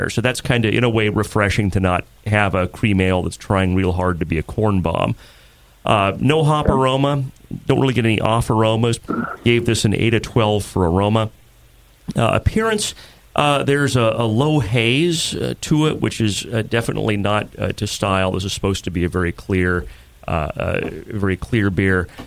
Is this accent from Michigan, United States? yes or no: no; Bridger, Montana, United States; Bridger, Montana.